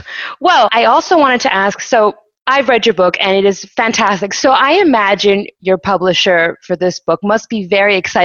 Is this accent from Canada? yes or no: yes; Canada; I am Canadian